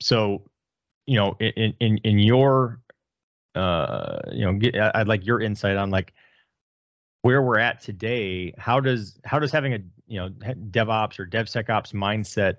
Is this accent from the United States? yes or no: yes; Detroit, Michigan, United States; I'm from Detroit, got the hat. I grew up in Detroit